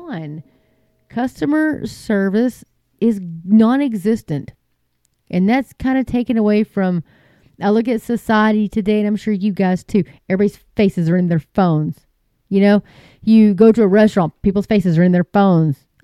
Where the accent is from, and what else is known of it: Texas, United States